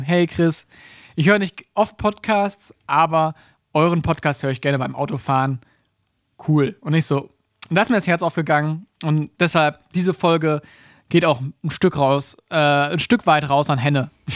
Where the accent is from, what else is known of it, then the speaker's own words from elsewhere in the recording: Germany; uns als Deutsche oder als, als, als Leute aus dem Dachmarkt